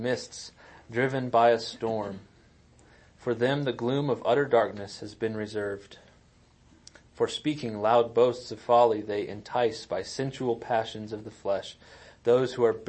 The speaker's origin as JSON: {"language": "English", "town": "Wetmore", "region": "Colorado", "country": "United States", "tie": "born or raised there", "said": "Kelly and I grew up in Wetmore, Colorado."}